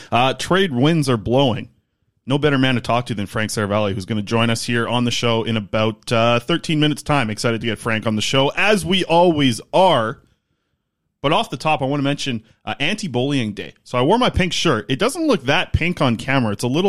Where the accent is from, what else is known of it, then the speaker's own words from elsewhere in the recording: Nanaimo, British Columbia, Canada; I have a lot of friends on Vancouver Island, obviously, that's where I grew up in Nanaimo